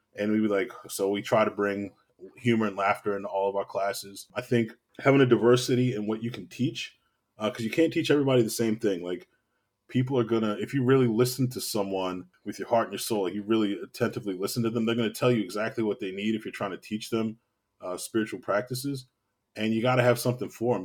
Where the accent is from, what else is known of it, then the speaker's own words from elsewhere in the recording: Baltimore, Maryland, United States; I'm from Baltimore, born and raised, uh, West Baltimore, to be exact